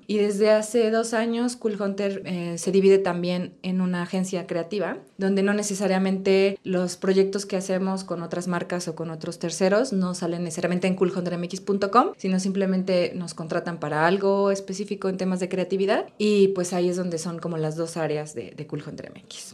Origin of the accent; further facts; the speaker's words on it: Puebla, Mexico; also born or lived in Spain; yo soy de Puebla